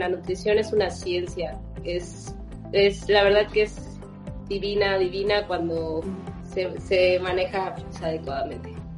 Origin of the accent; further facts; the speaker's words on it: Campeche, Mexico; yo soy originaria de Campeche